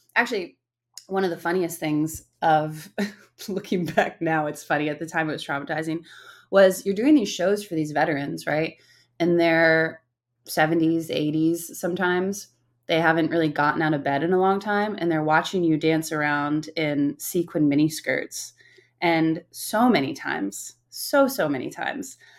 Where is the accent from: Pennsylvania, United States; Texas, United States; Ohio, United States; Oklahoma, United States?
Pennsylvania, United States; moved away as an adult; also born or lived in France / New York / California; I grew up in Pennsylvania, middle of nowhere, Pennsylvania.